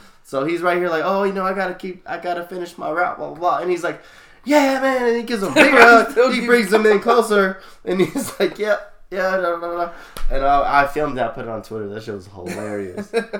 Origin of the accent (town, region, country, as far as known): Sacramento, California, United States; born or raised there